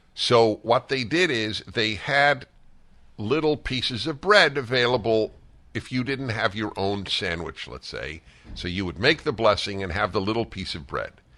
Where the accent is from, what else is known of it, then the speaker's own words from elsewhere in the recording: New York City, New York, United States; I grew up in New York City